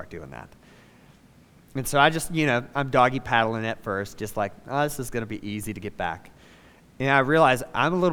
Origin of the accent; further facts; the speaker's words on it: Savannah, Georgia, United States; moved away as an adult; I'm from Savannah. It's where I was born, spent the first 18 years of my life before I went to college